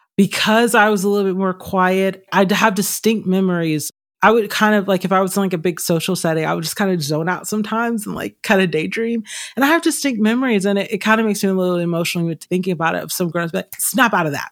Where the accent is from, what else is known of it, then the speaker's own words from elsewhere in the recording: Stone Mountain, Georgia, United States; also born or lived in California; now in Arizona, United States; I grew up in a very creative family. I'm originally from Atlanta, Georgia area, specifically Stone Mountain area, a little outside of Atlanta.